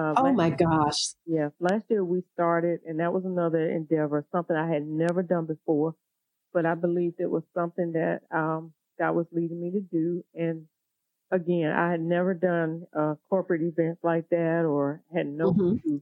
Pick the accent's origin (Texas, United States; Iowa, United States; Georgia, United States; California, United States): Georgia, United States; Augusta; we met here in my hometown, Augusta, Georgia